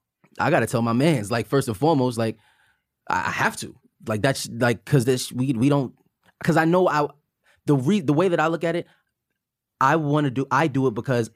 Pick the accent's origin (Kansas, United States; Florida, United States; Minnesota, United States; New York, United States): New York, United States; Buffalo; Buffalo. I'm from Buffalo.